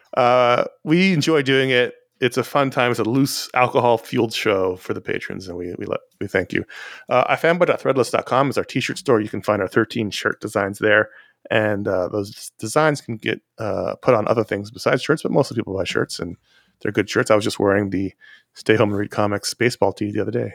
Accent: New York City, New York, United States; now in Los Angeles, United States; I grew up in the Upper West Side. It's about as far from there as you can get. Still, still staying in Manhattan

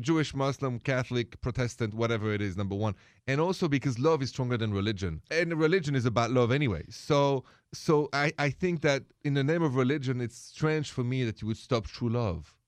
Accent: Paris, Île-de-France, France; moved away; I was born in Paris

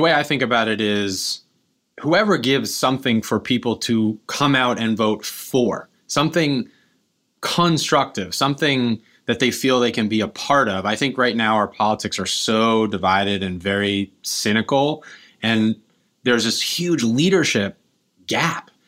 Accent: Kingston, New York, United States; I grew up here in Kingston, and, uh, my family's been here five generations

